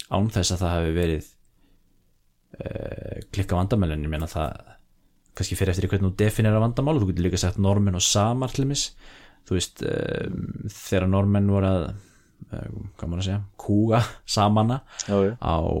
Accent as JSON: {"language": "Icelandic", "country": "Iceland", "said": "við sem Íslendingar"}